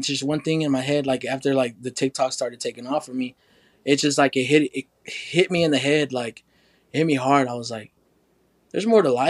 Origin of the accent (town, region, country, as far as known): Oklahoma, United States